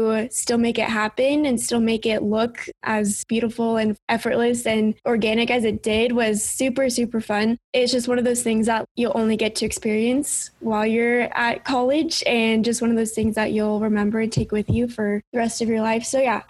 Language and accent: English; Southern California, United States; moved away as an adult; now in Logan, United States; I grew up in Southern California, so they don't come up to Utah very often and don't really have any other family here for them to come see.